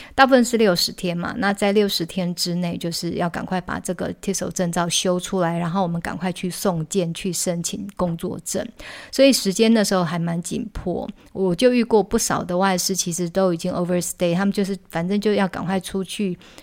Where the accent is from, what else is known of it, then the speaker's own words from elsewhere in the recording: Taiwan; 像我们台湾